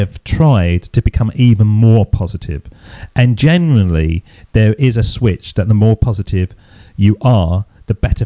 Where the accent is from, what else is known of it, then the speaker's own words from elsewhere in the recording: England, United Kingdom; Being an Englishman